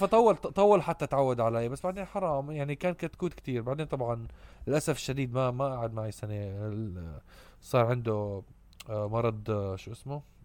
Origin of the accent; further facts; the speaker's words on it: Amman, Amman Governorate, Jordan; ربيت بعمان